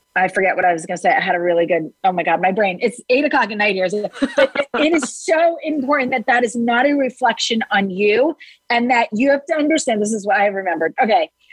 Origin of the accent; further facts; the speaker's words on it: New Jersey, United States; I'm from New Jersey